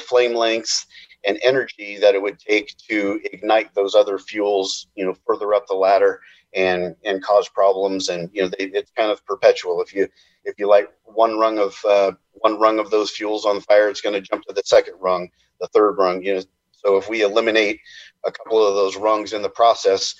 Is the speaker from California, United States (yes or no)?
yes; Redding, California, United States; I'm from the Reading area